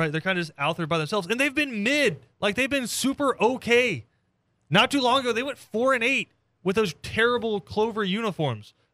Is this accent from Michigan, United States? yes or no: no; Phoenix, Arizona, United States; born there; like, I was born in Phoenix, but I'm Catholic.